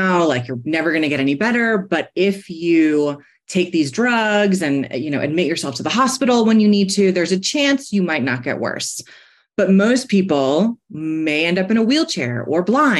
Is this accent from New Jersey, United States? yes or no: no; New York City, New York, United States; now in Golden, United States; I live in Golden, Colorado, but I'm a New Yorker, born and raised in the Bronx